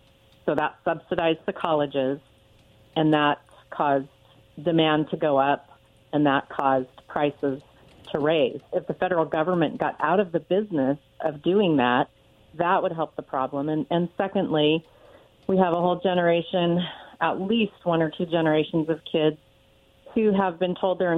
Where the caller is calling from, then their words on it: Richland, Washington, United States; I'm calling from Richland.